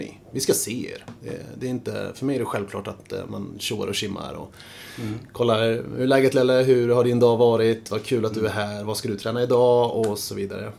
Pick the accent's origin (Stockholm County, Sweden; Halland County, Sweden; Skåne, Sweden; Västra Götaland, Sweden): Stockholm County, Sweden; Stockholm; jag är uppvuxen på Södermalm tillsammans med fyra syskon